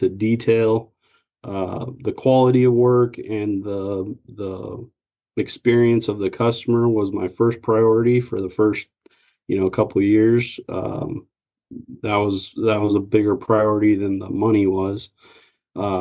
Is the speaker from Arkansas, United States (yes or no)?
no; Lincoln, Nebraska, United States; moved away as an adult; now in Wichita, United States; I originally was born and raised in Lincoln, Nebraska. And so I had just moved down here 2-3 years prior to starting Wichita Homeworks.